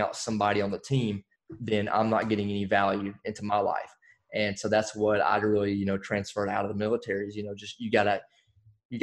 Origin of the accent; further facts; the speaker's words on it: Alabama, United States; now in Fayetteville, United States; I'm originally from Alabama.